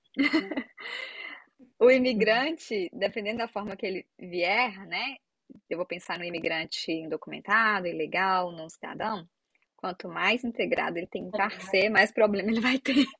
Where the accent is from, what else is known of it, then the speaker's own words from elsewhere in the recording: Minas Gerais, Brazil; moved away as an adult; also born or lived in Santa Catarina; eu sou de Minas Gerais, eu fui para Santa Catarina